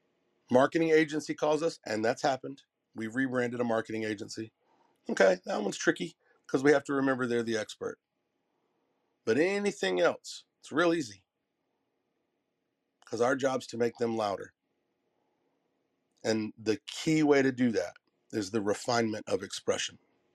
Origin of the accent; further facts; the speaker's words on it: Southern US, United States; if you can't say nothing nice, I'm from the South.